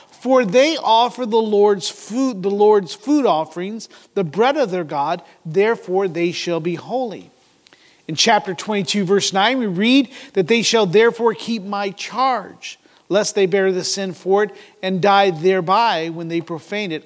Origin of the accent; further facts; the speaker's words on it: United States; as American